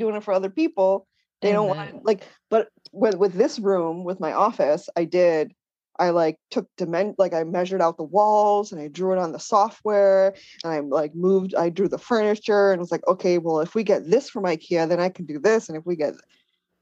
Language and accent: English; Danbury, Connecticut, United States; moved away; I grew up in Danbury, Connecticut